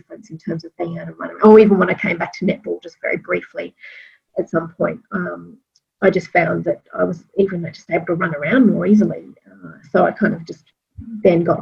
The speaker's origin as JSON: {"language": "English", "town": "Sydney", "region": "New South Wales", "country": "Australia", "moved": "yes", "said": "I'm from Sydney originally"}